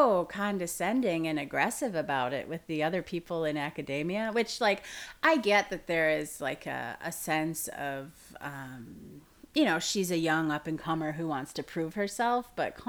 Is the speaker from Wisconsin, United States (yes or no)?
yes; Green Bay, Wisconsin, United States; I remember growing up in Green Bay